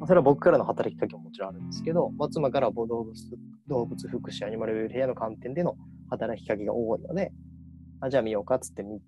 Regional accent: Kagawa, Japan; moved away as an adult; also born or lived in Osaka; 地元から地元香川県なんですけど香川県から大阪

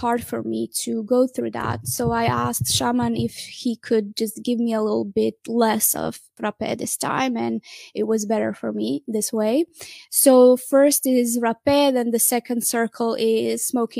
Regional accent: Croatia; moved away; I went in my home country in Croatia

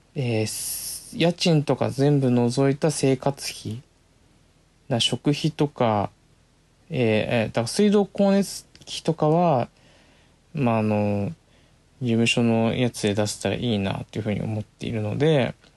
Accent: Komae, Tokyo, Japan; 自分が住んで生まれ、生まれて住んできた、育った町、狛江

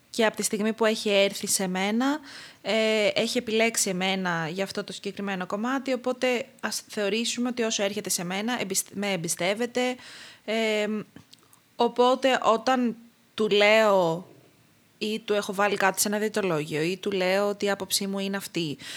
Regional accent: Crete, Greece

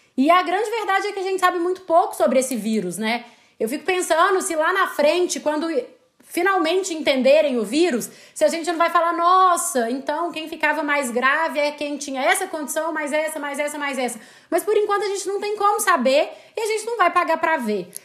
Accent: Belo Horizonte, Minas Gerais, Brazil; also born or lived in Barcelona; eu sou de Belo Horizonte, como provavelmente meu sotaque, se é que já não denunciou, vai denunciar

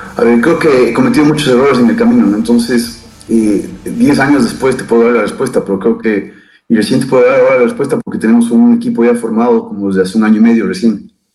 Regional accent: Ecuador; soy un ecuatoriano, padre de tres, niños fantásticos

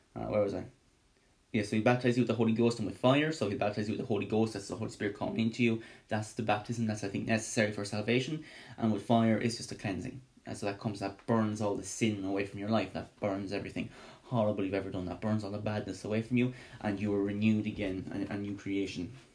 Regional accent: Ireland; me being Irish

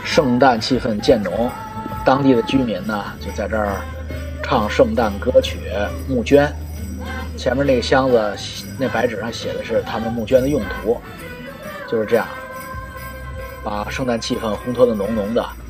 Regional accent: China; now in Canada; 我们中国人

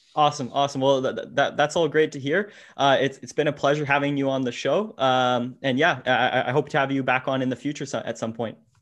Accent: Ottawa, Ontario, Canada; I'm from Ottawa

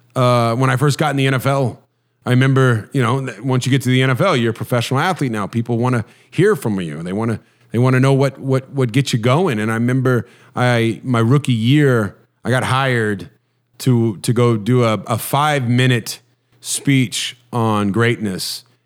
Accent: Huntington Beach, California, United States; I grew up in Huntington Beach, so I, I tried to surf a little bit

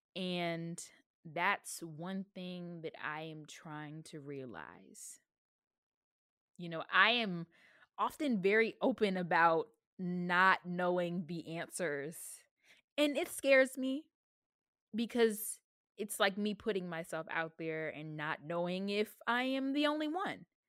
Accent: the South, United States; I am from the South

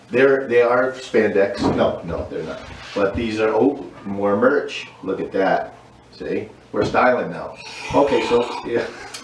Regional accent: East Coast, United States; So Mike, I'm from the East Coast, you're from the West Coast.

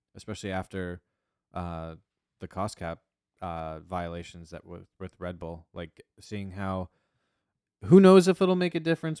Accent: New Jersey, United States; we're from New Jersey. We're from the U S, so the East Coast time

